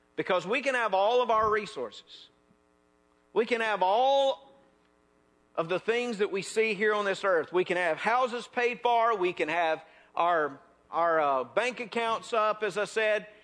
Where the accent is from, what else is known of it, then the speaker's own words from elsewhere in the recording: North Mississippi, United States; moved away; also born or lived in South Louisiana; I am from North Mississippi.